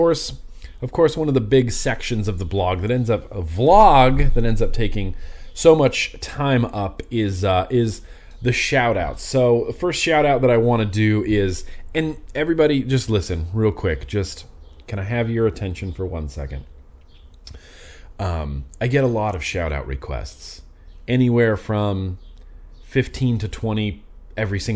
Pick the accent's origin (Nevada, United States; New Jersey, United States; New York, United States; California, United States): Nevada, United States; I grew up in Lake Tahoe, Nevada, and me and my buddies would go camping a lot